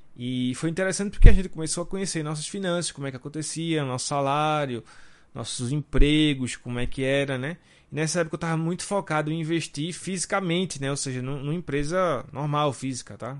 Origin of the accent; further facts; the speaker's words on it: Recife, Pernambuco, Brazil; Nós somos aqui de Recife